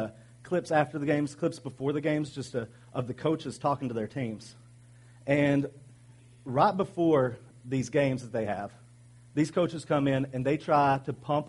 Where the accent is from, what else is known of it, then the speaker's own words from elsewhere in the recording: Arkansas, United States; I'm from Arkansas